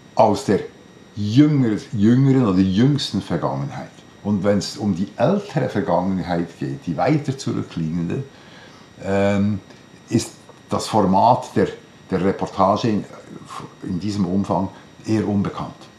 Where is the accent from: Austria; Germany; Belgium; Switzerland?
Switzerland; bei uns in der Schweiz